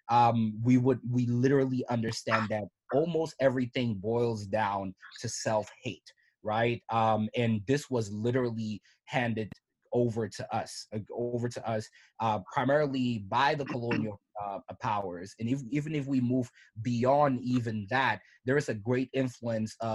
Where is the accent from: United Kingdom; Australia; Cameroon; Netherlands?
Cameroon; you can have pride in you know me being a Cameroonian person